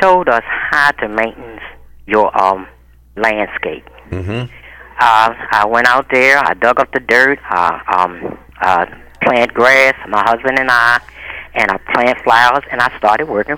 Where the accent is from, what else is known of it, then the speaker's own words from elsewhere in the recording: Baltimore, Maryland, United States; I come from Cherry Hill 70 years ago